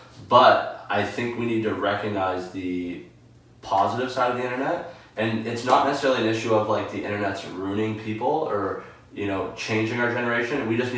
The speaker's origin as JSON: {"language": "English", "town": "Hamilton", "region": "Ontario", "country": "Canada", "tie": "born or raised there", "also_born_or_lived": "Sault Ste. Marie, Ontario", "said": "I grew up in, like, a single mother household. I was born in Sault Ste. Marie. My parents were from two different cities. My mom moved us to Hamilton to be with her family."}